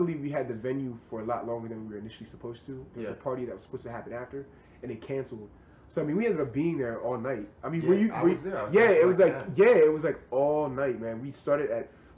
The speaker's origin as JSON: {"language": "English", "town": "Pottstown", "region": "Pennsylvania", "country": "United States", "tie": "born or raised there", "moved": "yes", "said": "my hometown of Pottstown, Pennsylvania."}